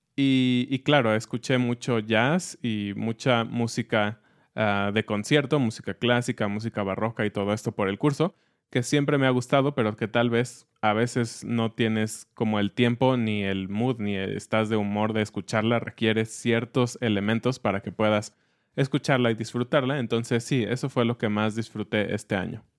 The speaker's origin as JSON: {"language": "Spanish", "country": "Mexico", "said": "como mexicanos"}